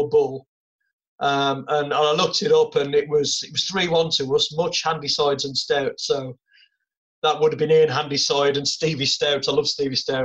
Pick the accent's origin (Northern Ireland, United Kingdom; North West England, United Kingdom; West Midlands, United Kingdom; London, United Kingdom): West Midlands, United Kingdom; Wolverhampton; I've always been very patriotic about my hometown, as it was then, Wolverhampton